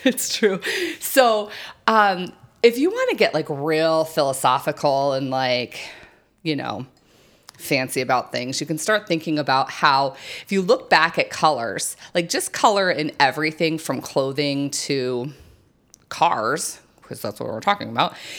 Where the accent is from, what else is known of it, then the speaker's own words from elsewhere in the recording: New Mexico, United States; I grew up in New Mexico where that hot, hot sun is just, you know, beaten oh, down all the time